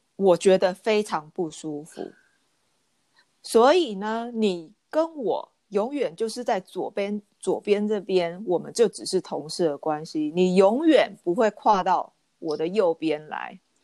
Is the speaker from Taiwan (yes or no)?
yes; Taiwan; moved away; also born or lived in Japan; 另外两个台湾女生跟我一起进的这个学校